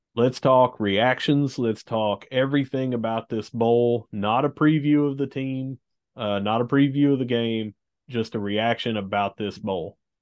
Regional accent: Gilbert, West Virginia, United States; I'm from Gilbert

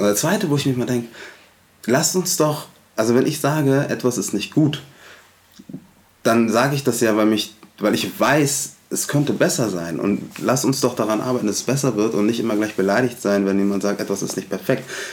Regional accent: Hamburg, Germany; also born or lived in Munich; ich bin in Hamburg-Alsterdorf aufgewachsen

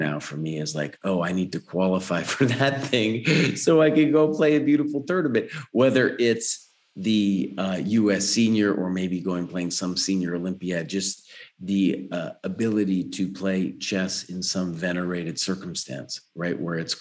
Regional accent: Santa Fe, New Mexico, United States; at this college in my hometown of Santa Fe

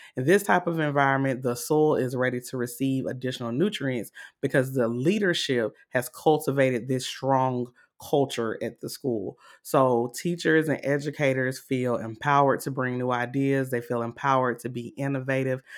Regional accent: Augusta, Georgia, United States; I'm from Augusta, Georgia

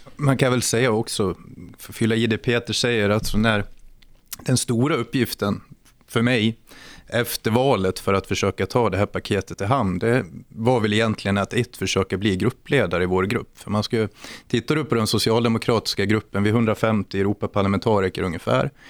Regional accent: Borlänge, Dalarna County, Sweden; also born or lived in Älvsjö, Stockholm; now in Stockholm, Sweden; Jag är från Borlänge, vilket jag fortfarande hoppas hörs

